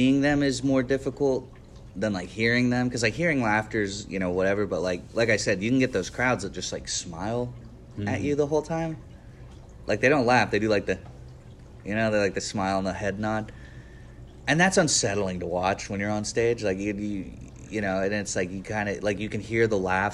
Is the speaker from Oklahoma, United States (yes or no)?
yes; Cushing, Oklahoma, United States; now in Tulsa, United States; I grew up in Cushing